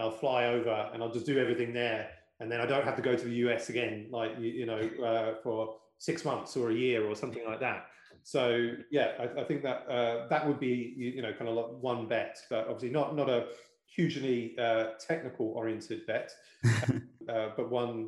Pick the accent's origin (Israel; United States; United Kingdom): United Kingdom; because I am British